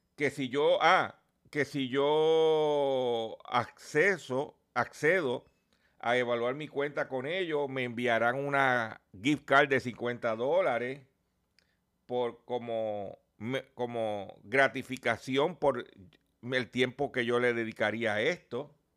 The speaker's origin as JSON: {"language": "Spanish", "town": "Lares", "country": "Puerto Rico", "said": "allá en mi pueblo de Lares"}